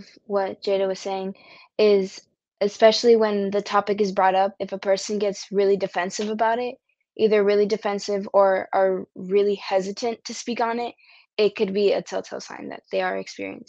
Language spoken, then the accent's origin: English; Dallas, Texas, United States; I'm from Dallas, Texas.